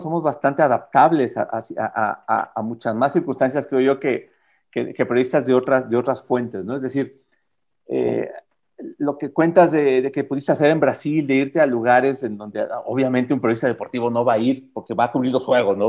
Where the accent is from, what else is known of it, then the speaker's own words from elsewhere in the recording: Mexico; uno como, como mexicano, como prensa deportiva mexicano